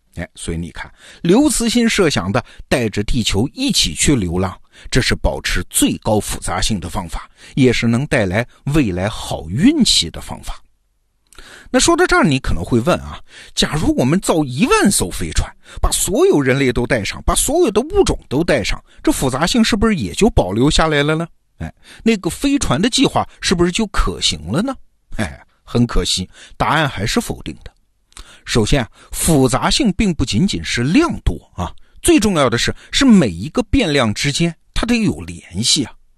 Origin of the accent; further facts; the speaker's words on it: China; 我们中国人的概念